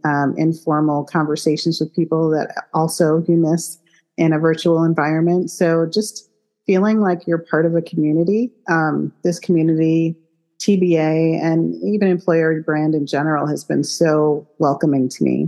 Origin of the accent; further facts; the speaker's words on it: Chicago, Illinois, United States; moved away; It is my hometown